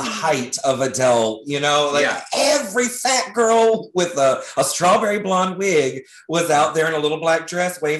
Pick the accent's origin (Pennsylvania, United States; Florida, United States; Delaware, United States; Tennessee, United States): Florida, United States; Leesburg; now in Orlando, United States; I'm from Leesburg, Florida, which is a teeny, teeny, tiny little town, 45 minutes north of Orlando